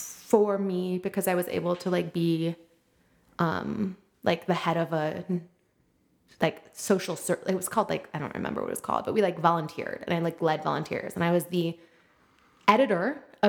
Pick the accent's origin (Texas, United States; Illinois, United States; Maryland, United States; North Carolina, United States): Illinois, United States; Wilmette; also born or lived in Madison; I'm like from Wilmette